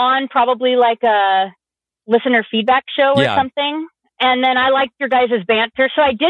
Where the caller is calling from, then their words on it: Tacoma, Washington, United States; I live in Tacoma, Washington.